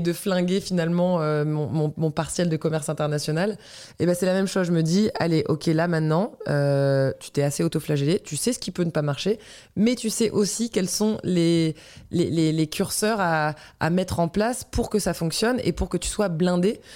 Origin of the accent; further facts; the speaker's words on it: Breton, Brittany, France; Armor veut que je les représente en tant que bretonne